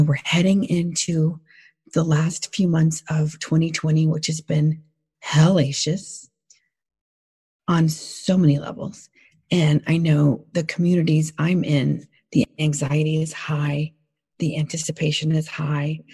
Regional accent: the South, United States; moved away; I'm from the South originally

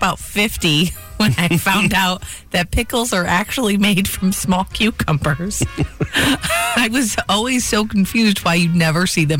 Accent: Michigan, United States; now in New Jersey, United States; I grew up in Michigan

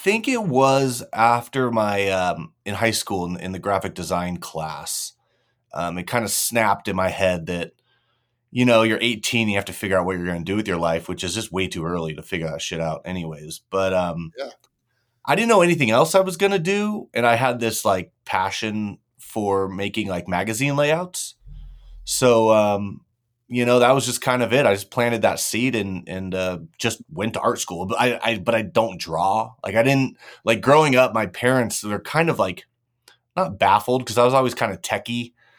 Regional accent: California, United States; I'm kind of sprinkled all around California. I was born in Southern California, and then kind of came up, did schooling up in NorCal, moved back down for college.

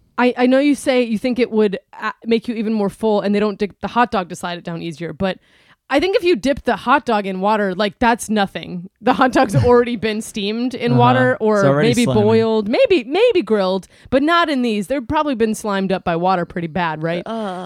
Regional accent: East Coast, United States; I'm from the East Coast, generally speaking, and it's the Americana is a spot.

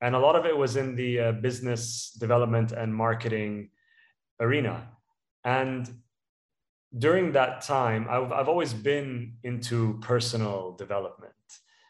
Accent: Dubai, United Arab Emirates; also born or lived in United Kingdom; So I was born in the UK and I was raised in Dubai. I'm ethnically Palestinian, and Dubai is home for me.

